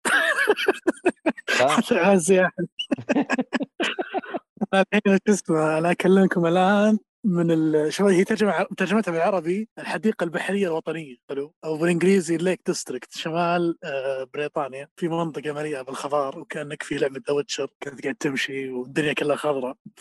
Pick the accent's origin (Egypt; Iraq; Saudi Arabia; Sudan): Saudi Arabia; عندنا في السعوديه